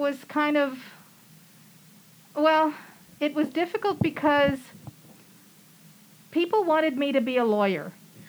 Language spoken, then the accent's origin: English; San Antonio, Texas, United States; moved away as an adult; also born or lived in Houston / Austin; I moved here from Houston, but I was born and raised in San Antonio.